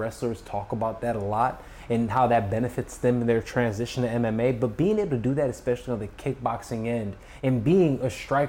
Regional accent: Chicago, Illinois, United States; moved away as an adult; now in Los Angeles, United States; I'm from Chicago. I'm in LA now. I had to like escape Chicago.

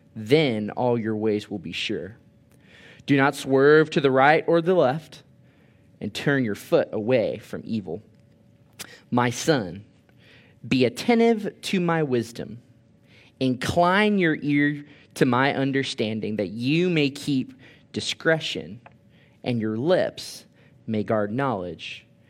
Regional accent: Orlando, Florida, United States; moved away as an adult; now in Thomasville, United States; I'm from Orlando, Florida

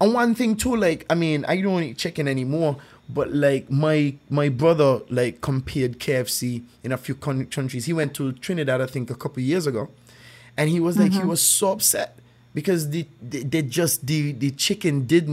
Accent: St. Kitts & Nevis; I grew up here, so like I grew up in Saint Kitts

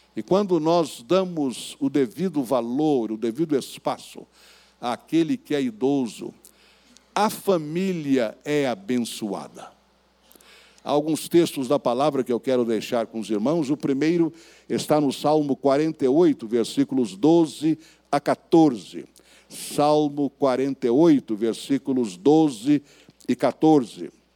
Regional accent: Bauru, São Paulo, Brazil; lá na cidade de Bauru, onde eu nasci e fui criado

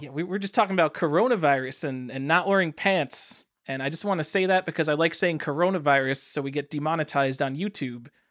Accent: New York, United States; I'm from New York. We pride ourselves on being very tolerant.

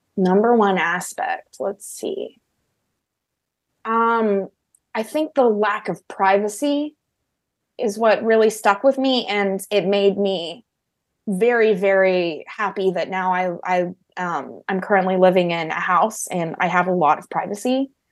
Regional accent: Oklahoma, United States; moved away as an adult; now in California, United States; it was in my hometown in Oklahoma that I stayed, and I've pretty much decided never to go back to Oklahoma

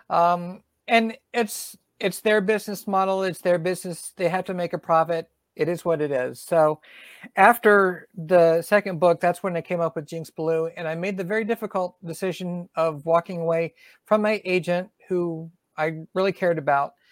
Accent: Southern US, United States; accent: Southern; they beat my southern accent out of me.

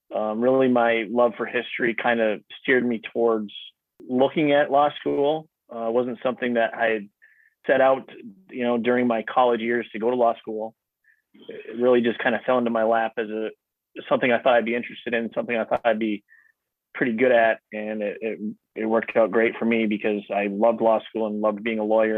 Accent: Newberry, Michigan, United States; also born or lived in Lansing, Michigan; I grew up in Newberry, which is the the, the seat of Luce County, uh, and that's where I currently live

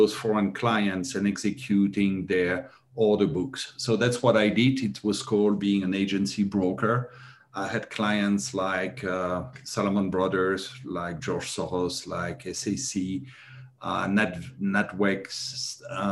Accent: Belgium; moved away as an adult; also born or lived in Thailand; I was born and raised in Europe, in Belgium

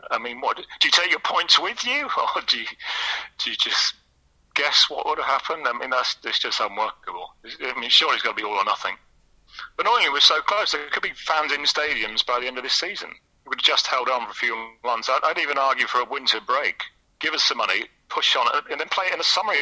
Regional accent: Chester, North West England, United Kingdom; moved away as an adult; also born or lived in Manchester; I grew up in Chester in the 80s

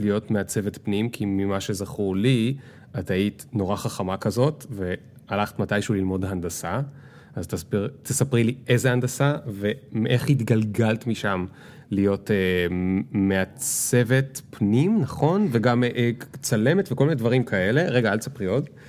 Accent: the Krayot, Haifa District, Israel; גדלנו ביחד בקריות

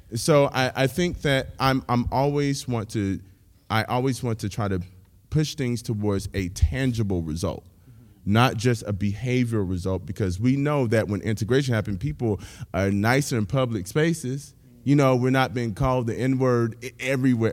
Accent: Pensacola, Florida, United States; now in Nashville, United States; I'm originally from Pensacola, Florida.

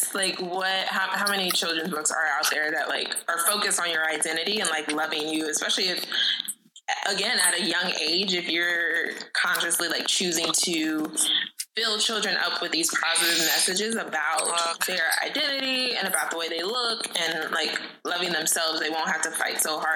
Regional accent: Missouri, United States; moved away as an adult; also born or lived in Washington, D.C.; I grew up in Missouri

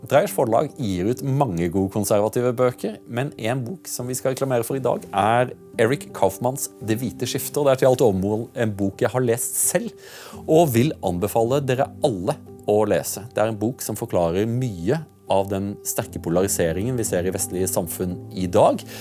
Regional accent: Norway; for en ting som jeg lurer på som nordmann er at I Norge så har vi veldig mye stereotypier knyttet til finske menn

